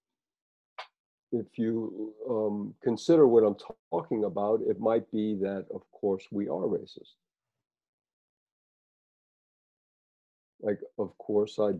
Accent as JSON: {"language": "English", "town": "New Orleans", "region": "Louisiana", "country": "United States", "tie": "born or raised there", "said": "I grew up in New Orleans"}